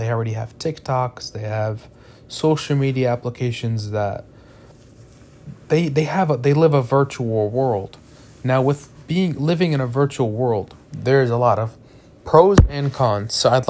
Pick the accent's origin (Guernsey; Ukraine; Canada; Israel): Israel; Jerusalem, Jerusalem District; Me personally, I am from Jerusalem and I have family that live in Jerusalem.